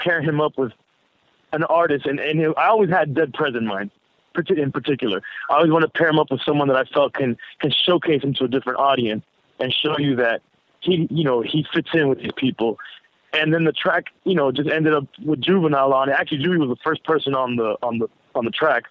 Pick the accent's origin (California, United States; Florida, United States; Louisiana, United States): Florida, United States; Miami; I was from Miami